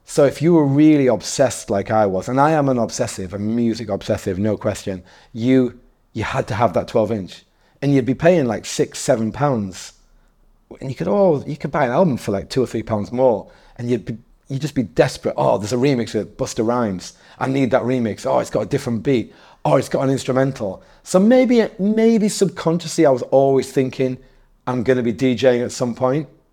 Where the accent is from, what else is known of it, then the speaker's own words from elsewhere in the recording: Darlington, North East England, United Kingdom; also born or lived in Newcastle / Leeds / Manchester; now in London, United Kingdom; I'm originally from, from a small, uh, market town called Darlington